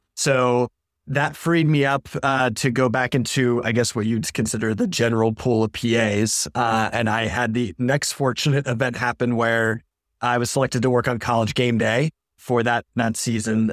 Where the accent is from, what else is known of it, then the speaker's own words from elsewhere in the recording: Maine, United States; moved away as an adult; now in Syracuse, United States; I was a hu-, huge Boston sports fan growing up in Maine all my life.